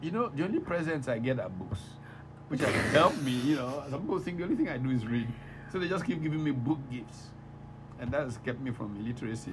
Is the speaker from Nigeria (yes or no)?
yes; Kaduna, Kaduna State, Nigeria; also born or lived in Jos; I was born in Kaduna